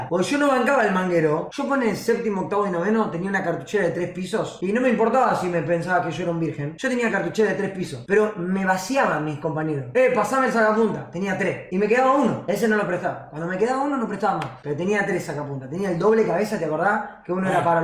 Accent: La Plata, Buenos Aires Province, Argentina; Soy de La Plata y no es así.

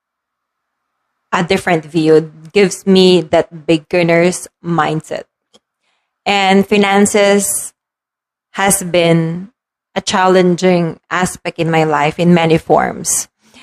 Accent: Philippines; As a Filipino, siesta, as we want to call it, in the afternoon is normal

